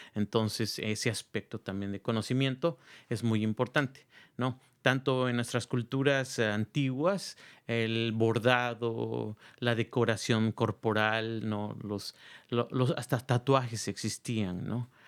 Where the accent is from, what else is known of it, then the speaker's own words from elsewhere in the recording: Oaxaca, Mexico; now in Marin County, United States; soy de la ciudad de Oaxaca